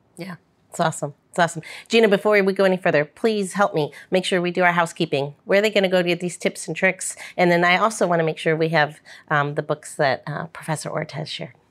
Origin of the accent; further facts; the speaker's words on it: St. Louis, Missouri, United States; growing up in Saint Louis, took, had a few stink eyes, if nothing else, 'cause we grew up in a very white neighborhood